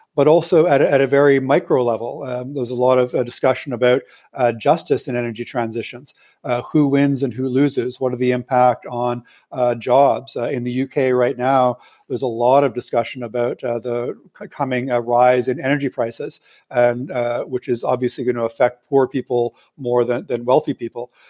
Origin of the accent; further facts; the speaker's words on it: Canada; I'm a Canadian citizen